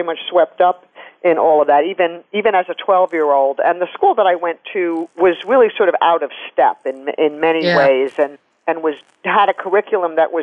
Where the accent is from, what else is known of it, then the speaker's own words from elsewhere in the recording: New York City, New York, United States; I grew up in New York City, and I'm still there